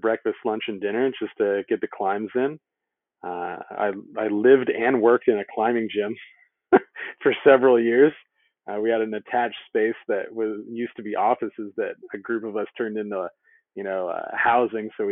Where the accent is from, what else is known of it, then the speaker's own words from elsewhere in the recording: Costa Mesa, California, United States; now in Oceanside, United States; I was born and raised in Costa Mesa, and now I live in Oceanside.